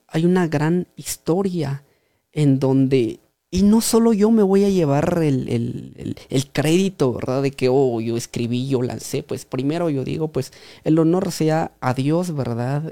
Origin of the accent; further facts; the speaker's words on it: Pachaj, Guatemala; originario de la aldea de eh, Pachaj. ahí fue donde nací, pues ahí estoy